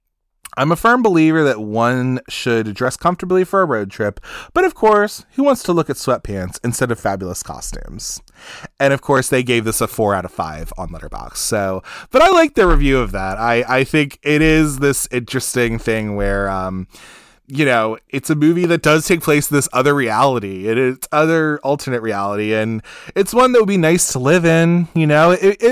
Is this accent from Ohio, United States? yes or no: yes; Ohio, United States; I grew up gay in Ohio, where boys called me a fag long before I understood my own sexuality.